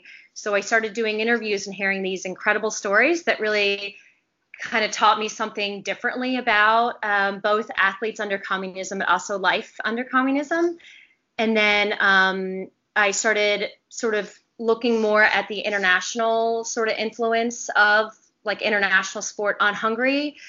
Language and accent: English; Richmond, Virginia, United States; moved away as an adult; also born or lived in South Carolina / Florida; I'm from Richmond, Virginia.